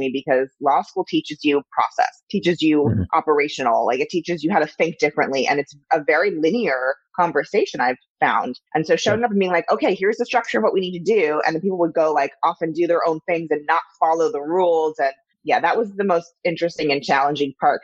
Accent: Los Angeles, California, United States; also born or lived in East Coast; from Laurel Canyon.

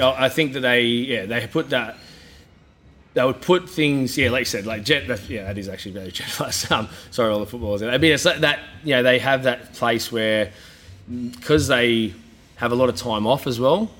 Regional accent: Coffs Harbour, New South Wales, Australia; also born or lived in Sydney; now in Gold Coast, Australia; I moved back to Coffs, was there for a week

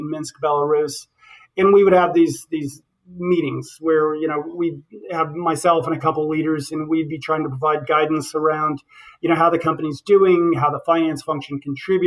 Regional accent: Western Nebraska, United States; I'm from Western Nebraska. I have a father who was a farmer

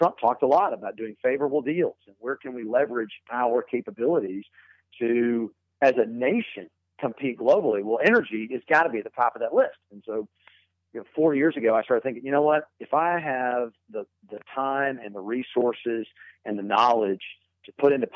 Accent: Irving, Texas, United States; I grew up in Texas, in fact, in the Irving area, which is just outside of Dallas.

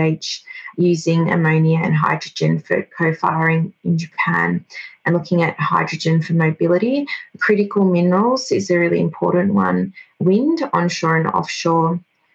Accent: Australia; first language Greek; English is a second language; I was born in Australia. My grandparents are originally from Greece. Greek was my first language, didn't speak English until kindergarten age

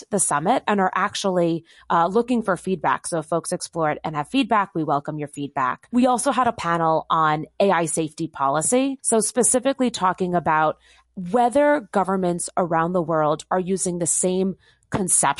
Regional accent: Bedford, New York, United States; the hometown that I grew up in Bedford, New York

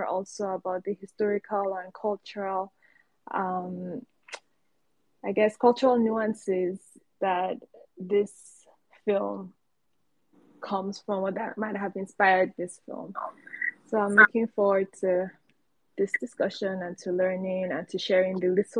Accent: Nigeria; I'm Yoruba from Nigeria.

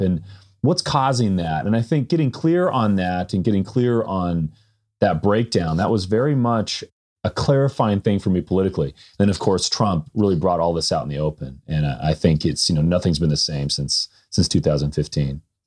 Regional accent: California, United States; moved away; I grew up in California

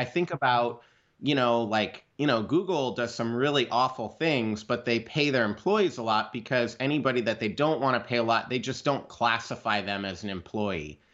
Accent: Idaho, United States; I'm a kid from Idaho. I grew up out in the country next to a dump.

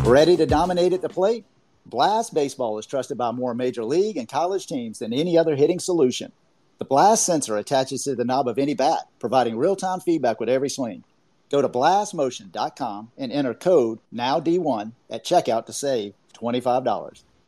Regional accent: Augusta, Georgia, United States; I'm from the South too. I'm from Augusta, Georgia.

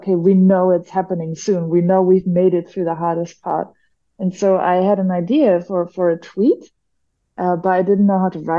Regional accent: Germany; moved away as an adult; also born or lived in Malaysia / Philippines / Japan / Taiwan; I'm from Germany

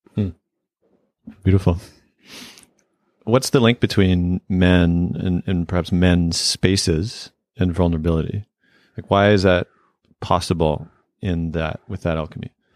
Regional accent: Canada; where I grew up in Canada

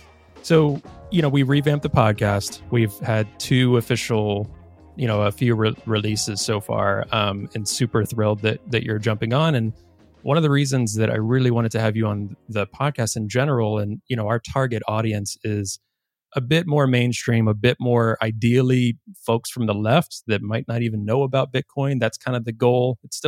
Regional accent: Virginia, United States; I'm from Virginia myself, so similar lineage, so just across the line there.

